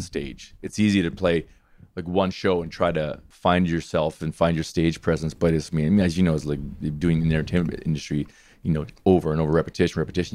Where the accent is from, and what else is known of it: Hanna, Alberta, Canada; born or raised there